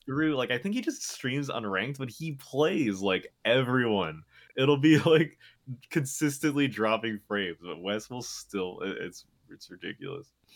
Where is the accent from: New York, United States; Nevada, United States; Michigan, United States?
New York, United States; I'm from New York, Um, but I'm actually, like, not even from New York City. I'm, like, a f, an hour-ish, uh, bus ride away